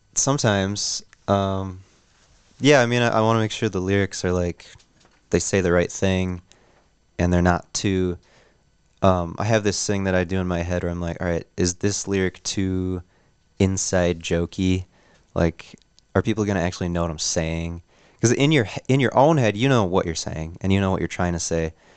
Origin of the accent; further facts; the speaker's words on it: Neenah, Wisconsin, United States; moved away as an adult; now in Oshkosh, United States; we're from Neenah